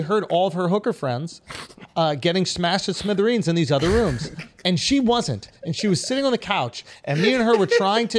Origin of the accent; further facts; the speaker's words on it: New York, United States; I'm from New York